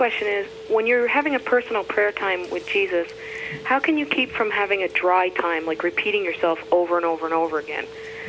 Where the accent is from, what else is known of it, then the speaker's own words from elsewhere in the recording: Turners Falls, Massachusetts, United States; Turners Falls, Massachusetts.